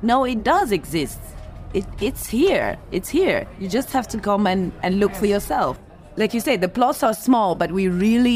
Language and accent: English; Belgium; moved away as an adult; now in Johannesburg, South Africa; I'm from Belgium, 39. I live in Joburg since July 2019 in Parkhurst.